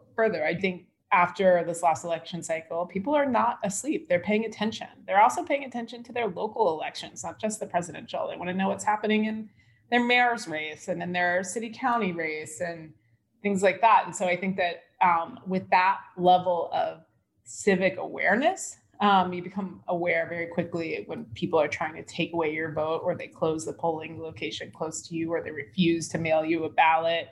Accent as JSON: {"language": "English", "country": "United States", "said": "as an American"}